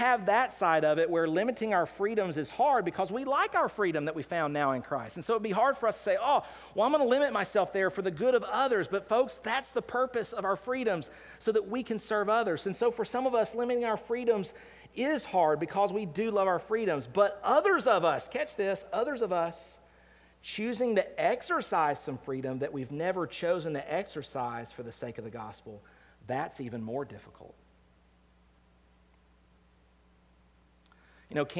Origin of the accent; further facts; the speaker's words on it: United States; I live in America. I'm an American